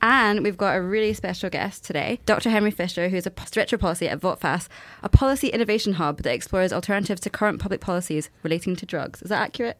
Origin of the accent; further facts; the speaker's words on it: Glasgow, Scotland, United Kingdom; I grew up in Glasgow